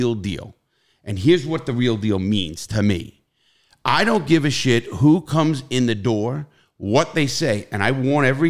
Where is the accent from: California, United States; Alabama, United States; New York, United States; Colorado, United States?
New York, United States; New York City; I come from the Bronx, New York